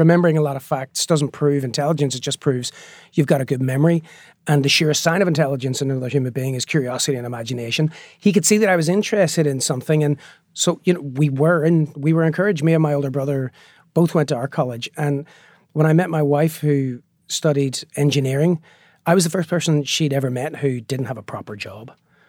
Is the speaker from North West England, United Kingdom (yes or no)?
no; Northern Ireland, United Kingdom; growing up in Northern Ireland, we used to joke that we were bilingual because we could speak both Catholic and Protestant.